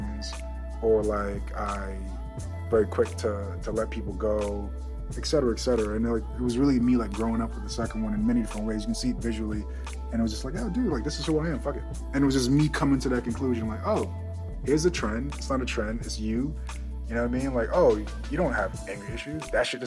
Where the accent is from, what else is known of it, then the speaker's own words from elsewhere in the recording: Jamaica; moved away; I'm Jamaican, straight from Yard